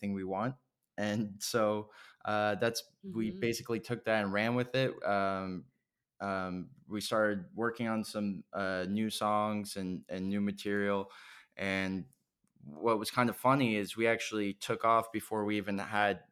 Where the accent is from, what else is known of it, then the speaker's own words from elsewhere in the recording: Canada; growing up in Canada